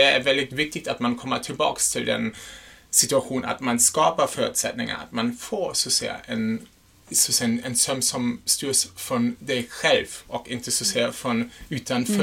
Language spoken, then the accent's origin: Swedish; Germany; Swedish is a second language; now in Sweden; jag är en tysk